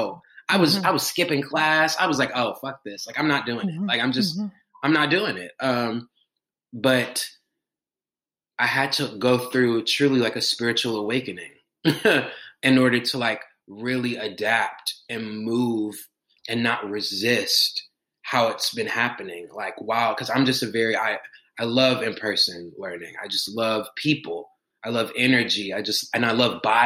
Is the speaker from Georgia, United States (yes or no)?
yes; Atlanta, Georgia, United States; I'm from Atlanta, Georgia. I'm in Atlanta right now